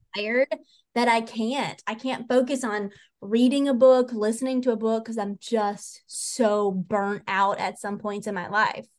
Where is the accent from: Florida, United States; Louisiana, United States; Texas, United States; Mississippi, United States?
Mississippi, United States; accent: country; moved away; the very minute that we crossed into the borders of Mississippi, my accent just dropped right back into country